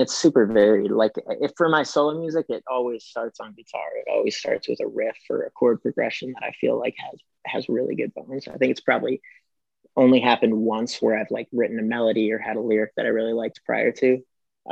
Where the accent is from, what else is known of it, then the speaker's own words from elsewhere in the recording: Fort Myers, Florida, United States; moved away as an adult; also born or lived in Cleveland, Ohio / California; now in Atlanta, United States; I was born in Cleveland, um, but I went to school most of my life in uh, Florida, in Fort Myers area